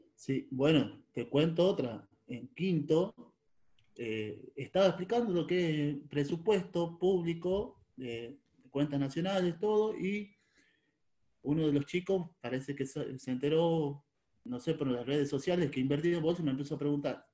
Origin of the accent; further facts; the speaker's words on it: Tucumán, Argentina; moved away as an adult; now in Río Negro, Argentina; Yo soy de Tucumán y vivo en Río Negro.